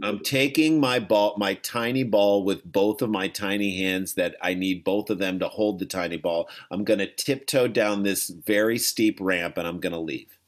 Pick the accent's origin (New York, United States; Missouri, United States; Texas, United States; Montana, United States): Missouri, United States; St. Louis; we grew up in St. Louis, which is close to Kentucky